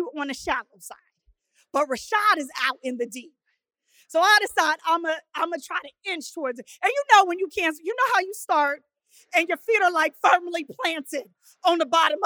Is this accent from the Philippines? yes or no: no; Oceanside, California, United States; grew up in Oceanside, California, known for its piers, its beaches